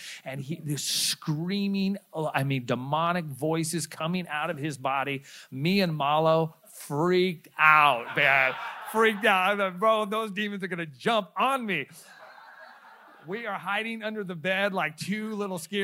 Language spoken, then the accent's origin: English; Stockton, California, United States; we grew up in Stockton, California